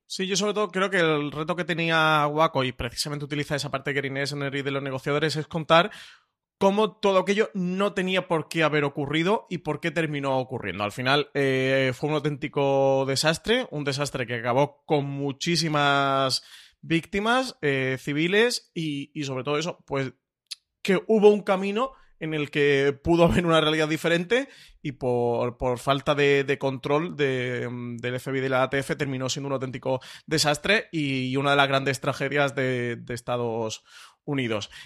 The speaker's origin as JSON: {"language": "Spanish", "country": "Spain", "said": "nosotros como público español"}